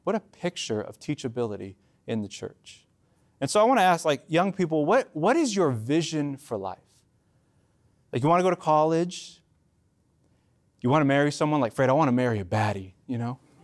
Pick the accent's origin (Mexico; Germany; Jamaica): Mexico; as a Mexican